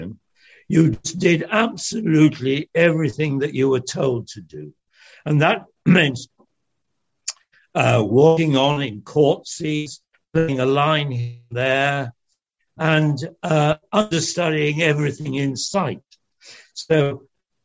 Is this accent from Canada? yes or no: no; Manchester, North West England, United Kingdom; English is a second language; also born or lived in France; there was a very big factory making agricultural machinery in Trafford Park in Manchester. I didn't speak a word of English